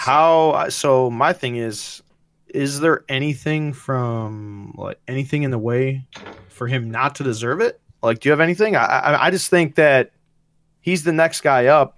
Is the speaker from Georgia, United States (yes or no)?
no; Wisconsin, United States; I still am a Packers fan because it's my home, my home, it's my hometown